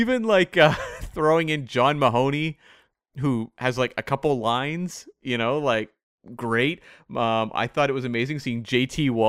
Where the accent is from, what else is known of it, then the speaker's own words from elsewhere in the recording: Bowen Island, British Columbia, Canada; which is, of course, in my hometown of, it's Bowen Island, which is about an hour away from where I am now.